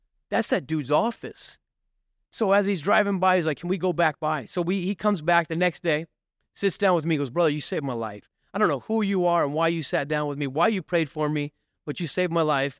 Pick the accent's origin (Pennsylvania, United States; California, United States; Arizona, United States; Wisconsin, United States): Arizona, United States; Mesa; born there; Listen, my I was born in Mesa. I got addicted in Mesa.